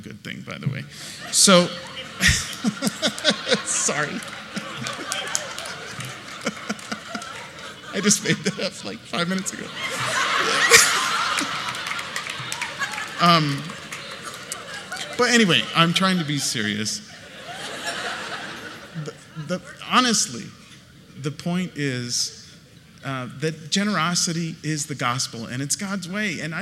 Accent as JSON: {"language": "English", "region": "California", "country": "United States", "said": "we are from California"}